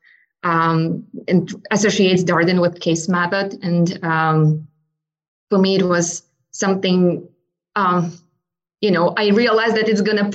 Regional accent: Ukraine; moved away as an adult; also born or lived in United States; now in Charlottesville, United States; So I'm originally from Ukraine. I was born and raised in Ukraine.

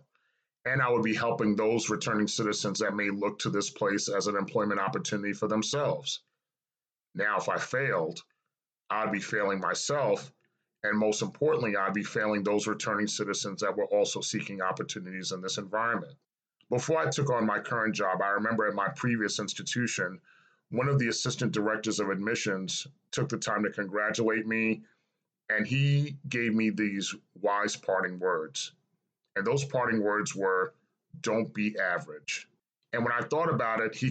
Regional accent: New York City, New York, United States; moved away as an adult; now in Atlanta, United States; I was born and raised in New York City, specifically a child of Cambria Heights, Queens, New York

